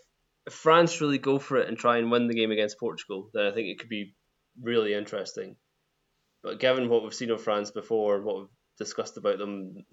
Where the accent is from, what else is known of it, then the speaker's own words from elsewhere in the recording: Scotland, United Kingdom; Having lived through 33 years of being Scottish